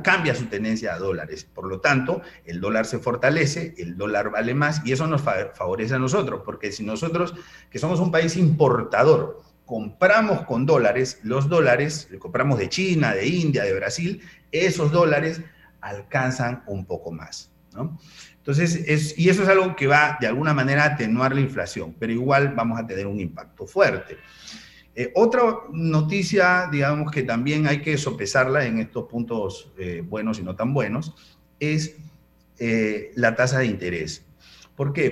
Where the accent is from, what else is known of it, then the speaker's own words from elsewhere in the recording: Panama; los panameños casi todos tenemos deuda